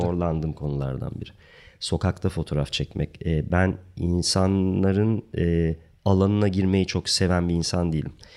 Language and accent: Turkish; Ankara, Turkey; moved away as an adult; also born or lived in South Africa; Ankara'da e, çok genç yaşta e, ortaokul zamanı beni e, Ankara Resim ve Heykel Müzesi'ne benim resim hocam götürüp